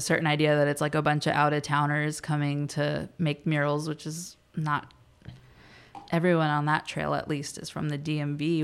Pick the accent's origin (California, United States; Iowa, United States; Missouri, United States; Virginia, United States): Virginia, United States; moved away as an adult; now in Washington, D.C., United States; I'm from Virginia, not too, too far, a very different world than here